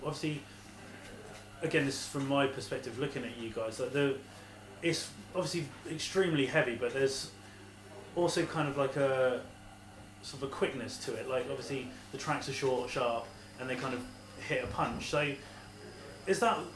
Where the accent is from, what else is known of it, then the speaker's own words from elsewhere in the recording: Portsmouth, South East England, United Kingdom; I'm from Portsmouth, which is a city... So about an hour down the road